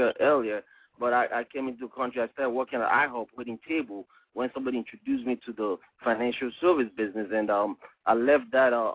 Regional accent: Nigeria; moved away as an adult; I'm from West Africa, Nigeria, and, you know, left Africa when I was 18 years old

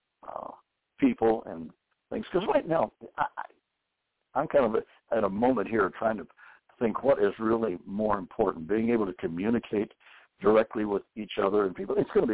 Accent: the South, United States; also born or lived in Houston, Texas; I was raised in the South, and my mother and that side of the families and all were very strong Baptists throughout the whole South

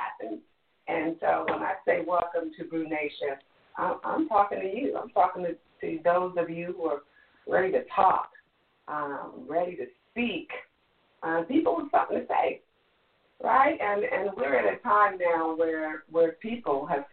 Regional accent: Washington, District of Columbia, United States; D.C., my hometown

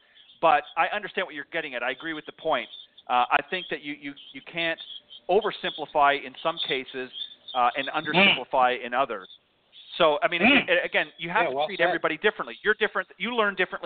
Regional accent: Burlington, Ontario, Canada; also born or lived in Hamilton, Ontario; I was born in Hamilton, but I lived most of my life in Burlington.

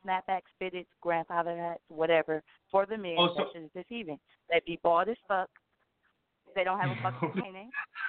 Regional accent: Milwaukee, Wisconsin, United States; I'm from Milwaukee.

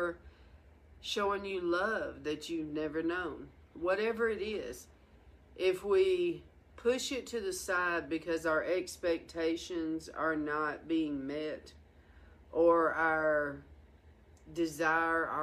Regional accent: the South, United States; moved away as an adult; also born or lived in Washington; I'm from the South

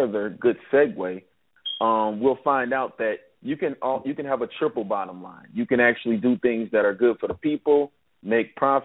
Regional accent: Cleveland, Ohio, United States; I'm from Cleveland, Ohio, born and raised

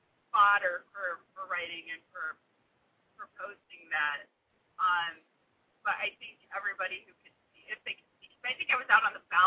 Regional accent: Michigan, United States; I'm from Michigan.

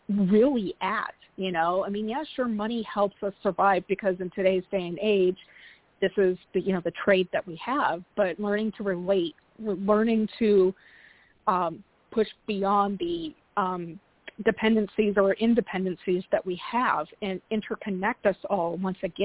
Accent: Portland, Oregon, United States; here in my hometown, Portland

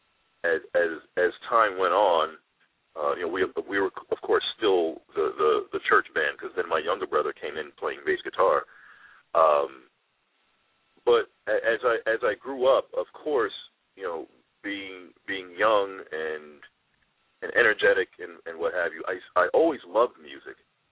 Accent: New York City, New York, United States; I am a product of the South Bronx. I grew up in the Patterson Projects in the South Bronx.

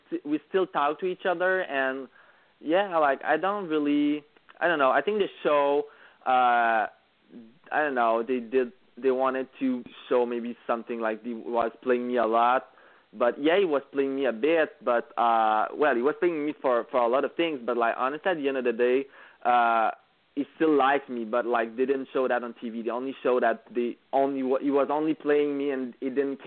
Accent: Quebec, Canada; English is a second language; we are both from Quebec, both speak French

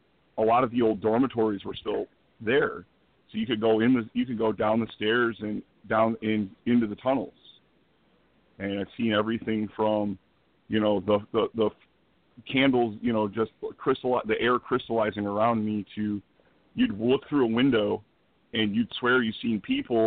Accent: Dolton, Illinois, United States; I grew up in Dalton

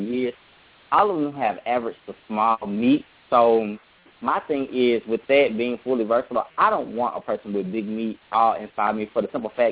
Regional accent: New Orleans, Louisiana, United States; I'm from New Orleans, theoretically a home of the big dick trade

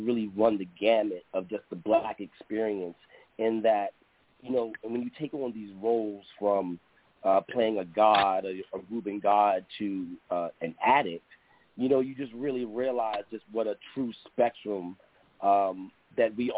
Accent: Baltimore, Maryland, United States; now in Brooklyn, United States; I'm from Baltimore, Maryland

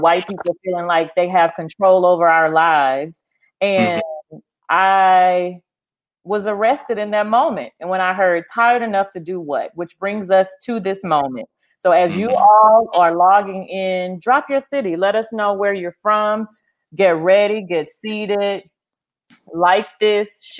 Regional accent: Winnfield, Louisiana, United States; Winfield, Louisiana. That's my hometown

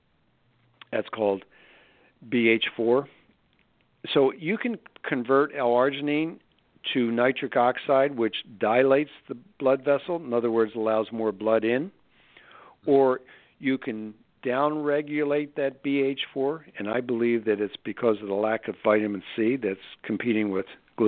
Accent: Philadelphia, Pennsylvania, United States; now in Scottsdale, United States; I'm from Philly

